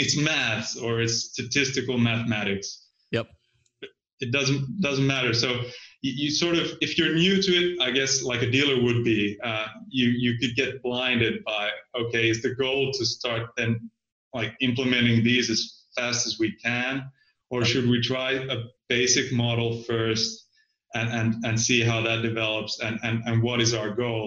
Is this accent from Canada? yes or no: no; Finland; I'm from Finland